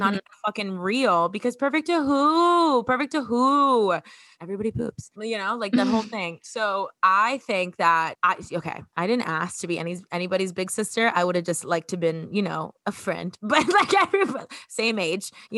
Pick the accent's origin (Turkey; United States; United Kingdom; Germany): United States; Miami, Florida; I'm from Miami